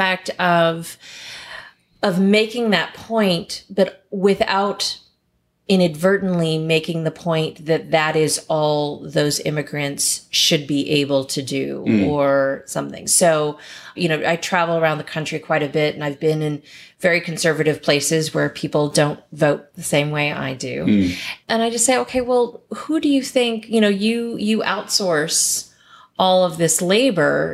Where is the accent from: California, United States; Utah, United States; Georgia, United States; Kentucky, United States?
Kentucky, United States; I grew up in Kentucky.